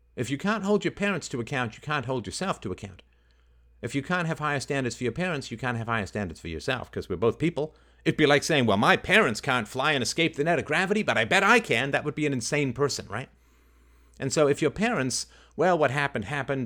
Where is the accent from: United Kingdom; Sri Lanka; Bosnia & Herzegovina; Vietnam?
United Kingdom; England; I had hamsters when I was growing up in England